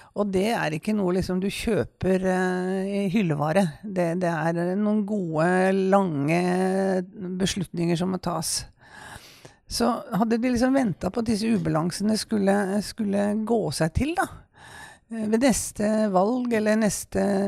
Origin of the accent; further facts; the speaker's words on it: Kongsberg, Buskerud, Norway; jeg kom jo fra Kongsberg